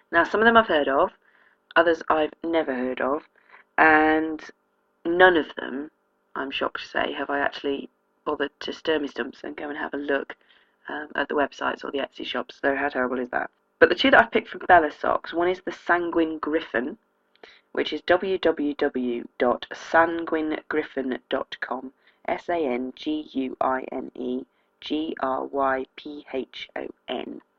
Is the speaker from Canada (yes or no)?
no; South East England, United Kingdom; accent: Oxfordshire; I don't think I have much of a native accent. The town I grew up in um, has an awful lot of people who've moved out from London and commute in, so it's quite diluted the Oxfordshire accent.